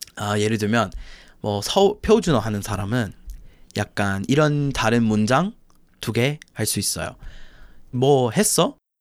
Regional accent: Chicago, Illinois, United States; Korean is a second language; moved away as an adult; also born or lived in Busan; now in Korea; 저는 뭐 시카고에서 왔고 아, 미국 놈이고

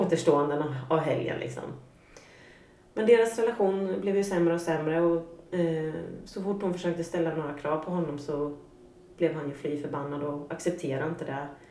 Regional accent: Norrköping, Östergötland, Sweden; jag kommer från eh, Norrköping, en mm. medelstor svensk stad. Uppvuxen med en eh, mamma och pappa i ett litet radhus

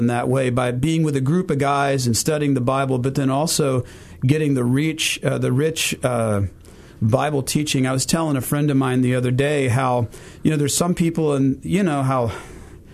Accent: Fort Smith, Arkansas, United States; moved away as an adult; also born or lived in Jonesboro, Arkansas; now in Memphis, United States; I came from Fort Smith, Arkansas. That's where I grew up, did the bulk of my growing up, sixth grade all the way through high school

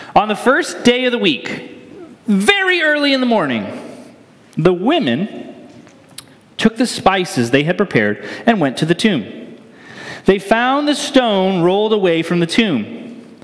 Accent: Northeast, United States; moved away; I grew up in the Northeast

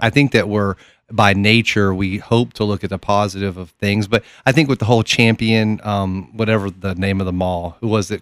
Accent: Oak Ridge, Tennessee, United States; I'm from Oak Ridge, Tennessee

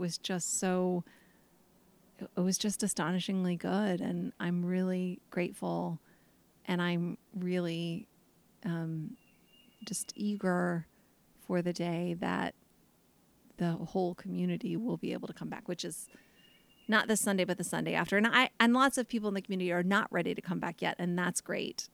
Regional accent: United States

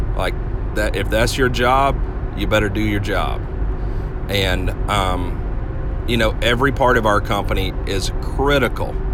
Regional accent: Georgia, United States; I grew up and lived in Georgia, and so there are a lot of machine guns in Georgia

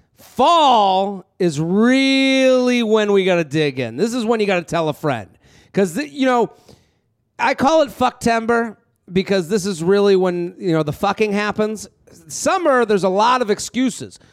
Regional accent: Needham, Massachusetts, United States; I grew up in Needham outside of Boston

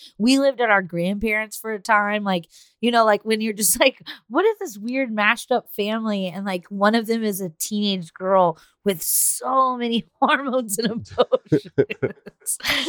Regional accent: Texas, United States; Like I'm a big like fuck you, I'm from Texas kind of person

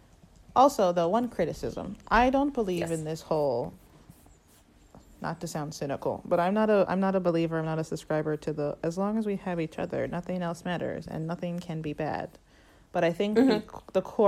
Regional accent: United States; I'm from America

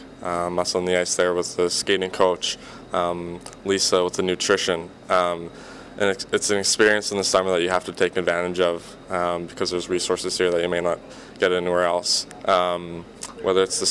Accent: Canada; moved away; as a Canadian coming down here

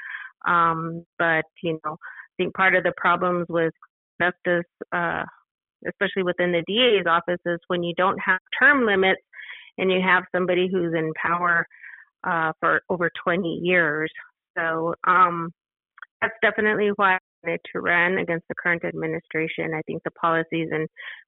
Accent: El Paso, Texas, United States; I was born and raised in El Paso

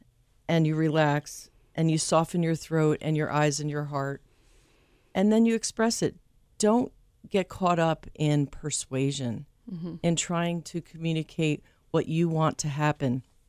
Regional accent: New Jersey, United States; And it has a connection to where I'm from New Jersey.

